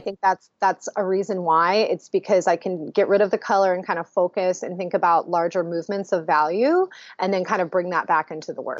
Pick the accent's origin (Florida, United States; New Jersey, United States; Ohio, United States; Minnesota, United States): Ohio, United States; also born or lived in Boston, Massachusetts; now in Columbus, Ohio, United States; I'm originally from Ohio, so coming back to be close to family